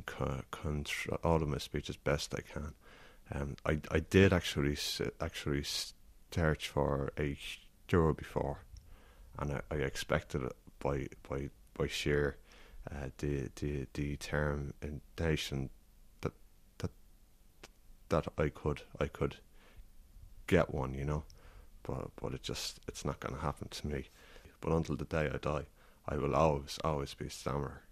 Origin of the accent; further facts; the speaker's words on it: County Kildare, Leinster, Ireland; I'm from County Kildare.